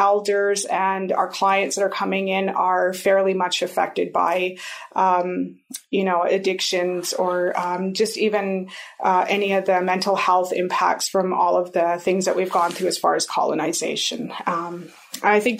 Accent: Kainai Nation, Bullhorn Coulee, Alberta, Canada; also born or lived in Cardston, Alberta / Montana, United States; I grew up here on the Kainai Nation in a community called Bullhorn Coulee.

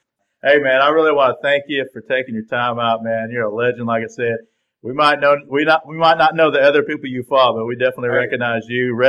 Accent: Tennessee, United States

